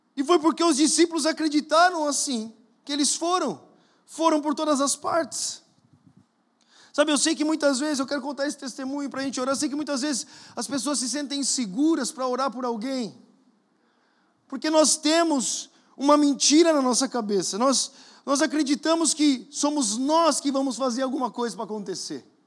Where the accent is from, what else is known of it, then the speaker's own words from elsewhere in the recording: Brazil; moved away; você sabe de onde eu venho? Brasil, já ouviu falar, perto da Colômbia